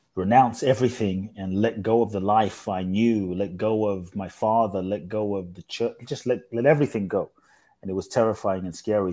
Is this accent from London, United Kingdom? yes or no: yes; London, United Kingdom; also born or lived in Ghana / Mexico; now in United States; I grew up in London